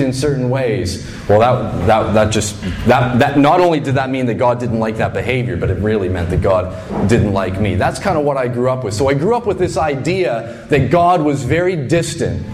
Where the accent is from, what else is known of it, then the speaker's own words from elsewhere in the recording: Fredericton, New Brunswick, Canada; moved away; I grew up in Fredericton, New Brunswick